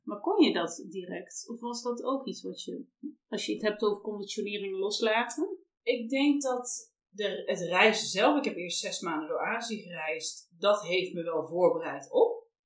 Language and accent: Dutch; North Brabant, Netherlands; we komen allebei uit Brabant